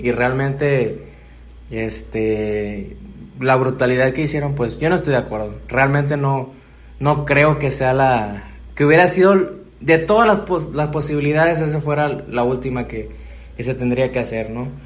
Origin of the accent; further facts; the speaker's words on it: Mexico; estábamos necesitados como sociedad mexicana